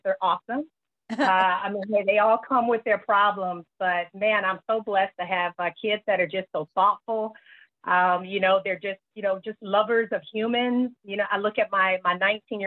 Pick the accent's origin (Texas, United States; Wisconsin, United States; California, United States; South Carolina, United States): South Carolina, United States; Greenville; born or raised there; moved away